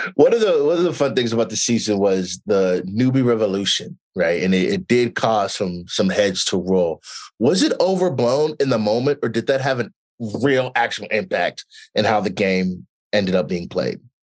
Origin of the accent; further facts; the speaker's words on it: Nigeria; I'm also Nigerian